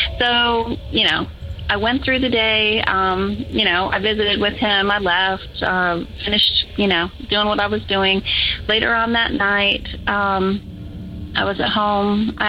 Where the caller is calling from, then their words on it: Georgia, United States; I'm calling from Georgia.